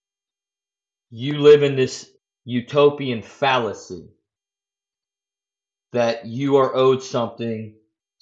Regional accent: United States; I'm an American, we're in the United States of America

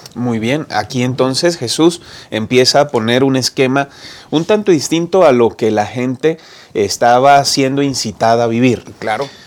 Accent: Bucaramanga, Santander, Colombia; moved away as an adult; also born or lived in Medellín, Colombia; now in Mexico; Crecí en Colombia, en una ciudad llamada Bucaramanga, Santander

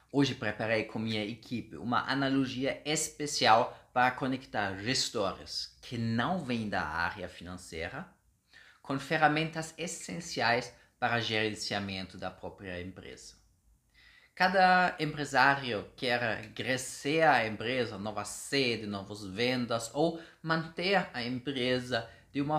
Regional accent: Germany; Portuguese is a second language; moved away as an adult; now in Brazil; eu sou alemão já há uns seis anos aqui no Brasil

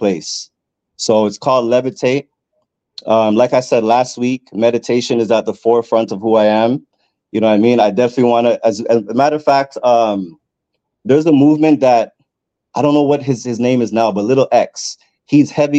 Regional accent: Edmonton, Alberta, Canada; now in Toronto, Canada; I'm from Toronto by way of a city you probably never heard of called Edmonton

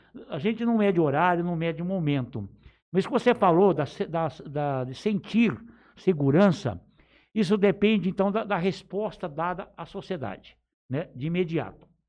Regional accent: Palmeira d'Oeste, São Paulo, Brazil; also born or lived in Olímpia; eu nasci na cidade de Olímpia, mas eu vim muito pequeno pra região de Palmeira do Oeste. Eu sou filho, praticamente, de me considero filho de Palmeira do Oeste

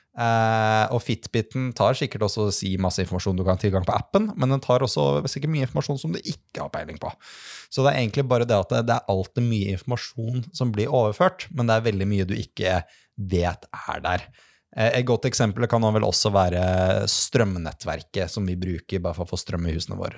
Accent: Lillestrøm, Akershus, Norway; Jeg er fra, er fra Lillestrøm

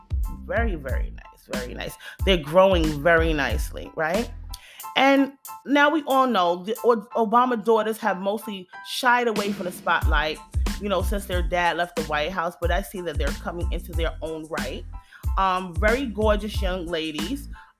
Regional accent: New York City, New York, United States; I'm a Generation Xer. I grew up in New York City in the 80s and the 90s

